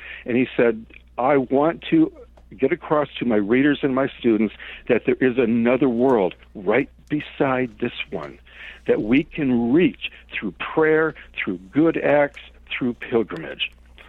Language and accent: English; Detroit, Michigan, United States; moved away as an adult; now in San Francisco, United States; I grew up in Soul City, right? Motown, Detroit